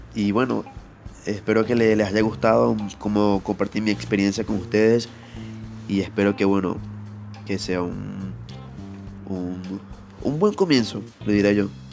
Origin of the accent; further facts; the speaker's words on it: Venezuela; moved away as an adult; now in Peru; yo soy venezolano este, y me mudé acá a Perú en 2018